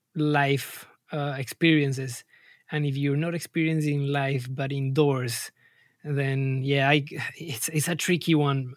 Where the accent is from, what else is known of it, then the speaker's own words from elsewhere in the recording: Colombia; moved away as an adult; now in London, United Kingdom; I'm, I'm originally from Colombia, and I landed in London almost seven years ago.